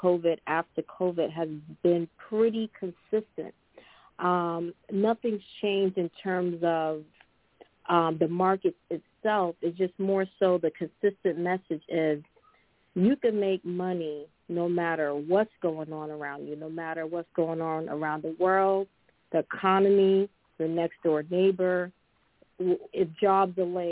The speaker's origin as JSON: {"language": "English", "town": "Boston", "region": "Massachusetts", "country": "United States", "said": "I'm from Boston, Mass"}